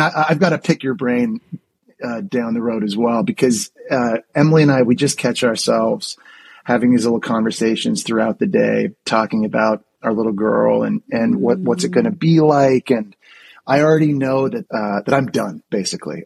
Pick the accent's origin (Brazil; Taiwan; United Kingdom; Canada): Canada; Ottawa, Ontario; moved away as an adult; also born or lived in Florida / New York City; growing up in Ottawa, Canada